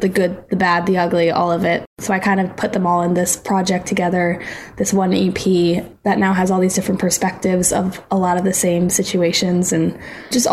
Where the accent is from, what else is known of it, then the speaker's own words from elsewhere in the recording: Hopkinton, Massachusetts, United States; moved away as an adult; now in Nashville, United States; I grew up in Hopkinton, Mass, and went to high school there.